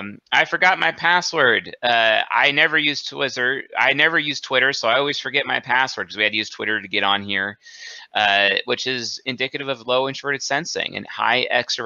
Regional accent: New England, United States; I was born and raised in New England.

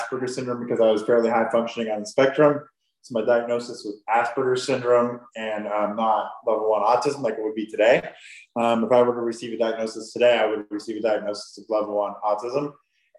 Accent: Huntington, Indiana, United States; now in Fishers, United States; I grew up in Huntington, Indiana, which is up north by Fort Wayne, Indiana

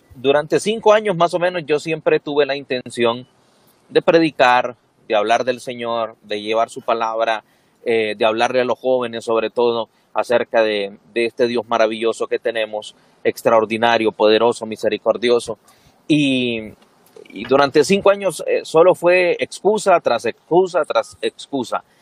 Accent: Siguatepeque, Comayagua, Honduras; also born or lived in Ceguaca, Santa Bárbara; yo nací en Cehuaca, pero crecí en Cihuatepeque

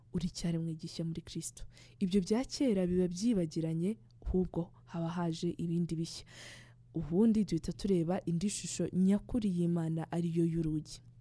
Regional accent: Rwanda; twawukora neza twishimye nk'abanyarwanda buzuye urukundo rw'igihugu

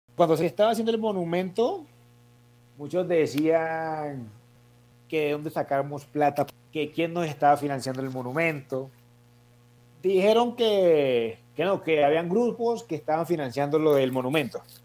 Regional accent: Buenaventura, Valle del Cauca, Colombia; moved away as an adult; now in Cali, Colombia; Voy a estudiar en Buenaventura. Yo me gradué en Buenaventura.

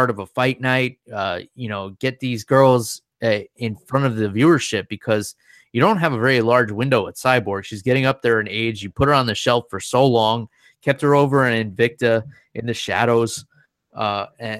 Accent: United States; I grew up right outside of New York City

